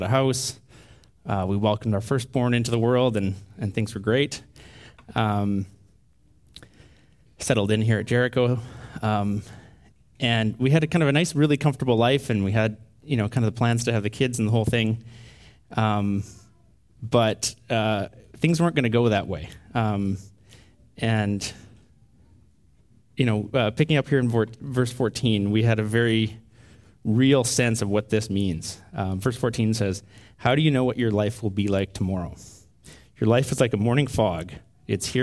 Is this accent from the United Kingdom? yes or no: no; Canada; a typical Canadian family with type A tendencies